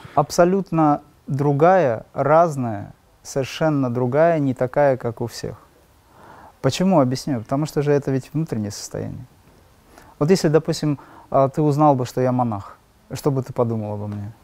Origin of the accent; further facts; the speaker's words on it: Makhachkala, Dagestan, Russia; я из Махачкалы, из Дагестана